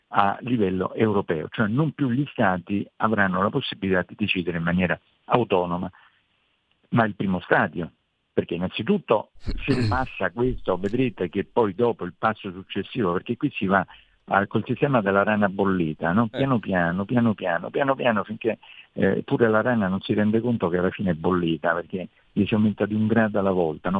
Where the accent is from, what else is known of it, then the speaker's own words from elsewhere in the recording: Italy; noi italiani